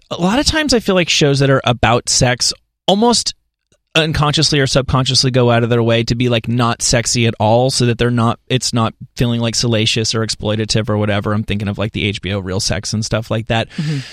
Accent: New Jersey, United States; I'm from New Jersey

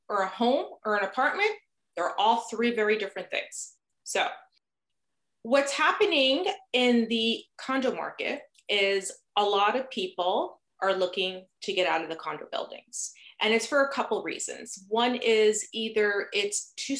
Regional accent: New Jersey, United States; moved away as an adult; now in Toronto, Canada; originally I'm from New Jersey. So if you detect a slight little accent, and of course there's always those certain words I say that just kind of comes out the accent, you'll know where I'm from.

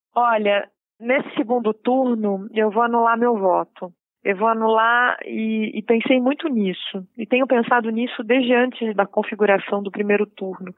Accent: Lins, São Paulo, Brazil; also born or lived in Rio de Janeiro; now in São Paulo, Brazil; Nasci no interior de São Paulo, numa cidade que chama Lins. Fui criada no interior de São Paulo, depois eu fui criada no Rio de Janeiro.

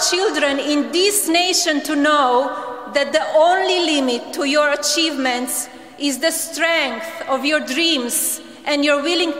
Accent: Slovenia; moved away as an adult; now in United States; I was born in Slovenia, a small, beautiful, and then communist country in Central Europe.

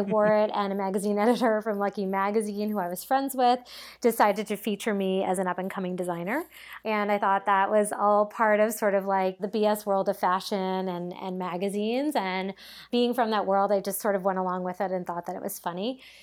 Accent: Cape Cod, Massachusetts, United States; moved away as an adult; also born or lived in New York; I grew up on Cape Cod

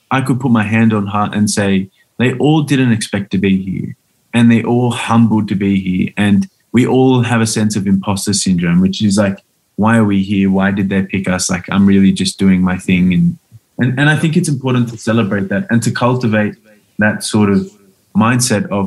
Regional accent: Australia; my childhood in Australia

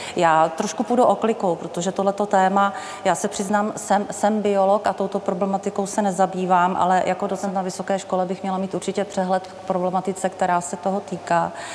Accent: South Bohemian Region, Czechia; Jsem z Jižních Čech, který pocházím

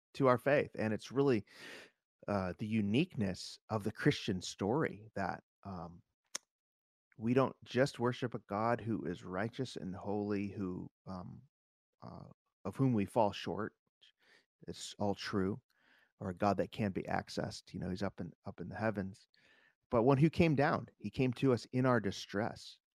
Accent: Chicago, Illinois, United States; growing up in Chicago

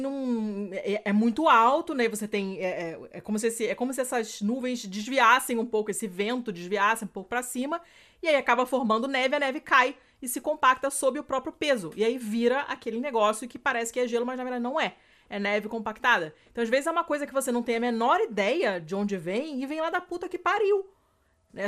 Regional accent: Rio de Janeiro, Brazil; moved away as an adult; now in Italy; no apartamento onde eu, cresci, no Rio

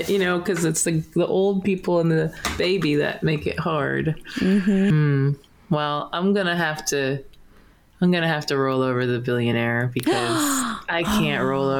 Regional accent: Pittsburgh, Pennsylvania, United States; I'm from Pittsburgh and I lived in the same neighborhood Mr. Rogers lived in.

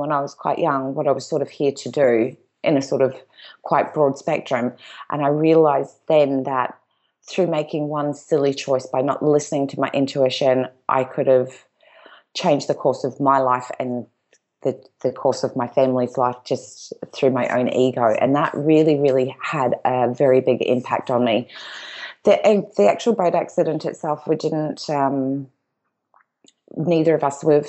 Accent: Gold Coast, Queensland, Australia; We are originally from the Gold Coast

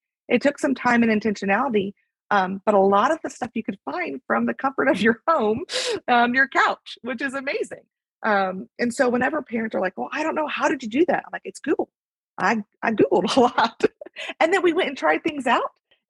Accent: the South, United States; also born or lived in North Carolina; now in Texas, United States; my husband and I, we're both from the South and we're both white.

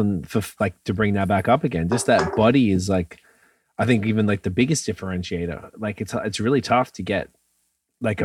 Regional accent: Melbourne, Victoria, Australia; moved away as an adult; also born or lived in Montreal / Toronto; now in Canada; I'm from Melbourne, Australia

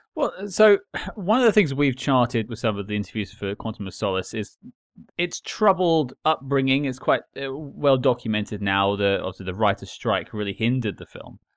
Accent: United Kingdom; I'm British

